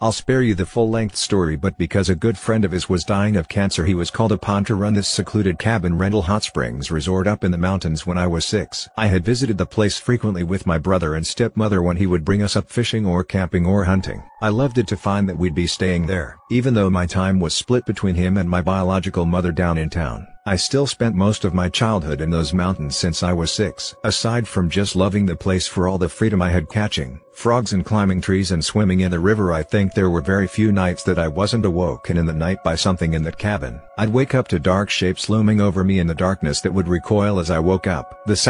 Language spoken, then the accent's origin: English; Idaho, United States; this very strange old place I grew up way out in the Idaho mountains.